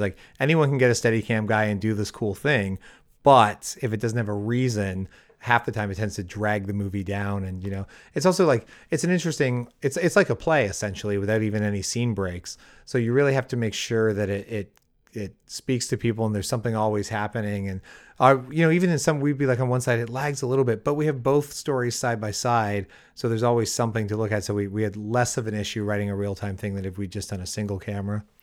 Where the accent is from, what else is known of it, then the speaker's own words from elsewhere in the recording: Windsor, Ontario, Canada; moved away as an adult; now in Los Angeles, United States; my hometown's Windsor